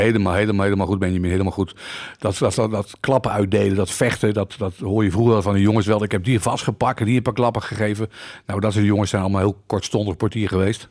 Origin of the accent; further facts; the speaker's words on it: Utrecht, Netherlands; ik ben een geboren Utrechter.